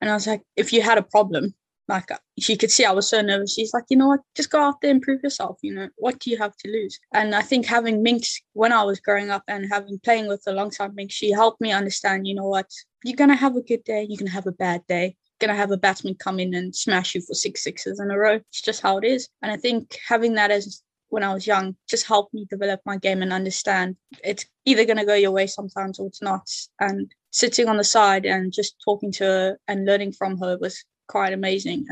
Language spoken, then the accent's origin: English; South Africa; now in United Kingdom; when I was growing up in South Africa